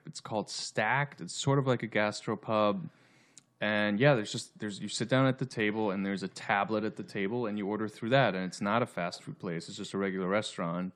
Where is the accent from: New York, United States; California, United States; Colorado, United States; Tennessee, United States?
Colorado, United States; right outside of Denver; now in Los Angeles, United States; I'm originally from, I grew up in Colorado, right outside of Denver